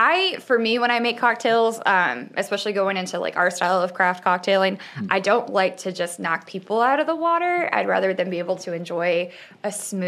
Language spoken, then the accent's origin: English; Northern New York, United States; moved away; I'm from Northern New York.